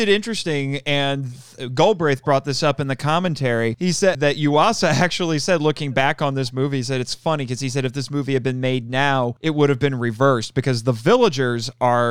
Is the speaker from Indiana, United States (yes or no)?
yes; Indiana, United States; I'm from Indiana.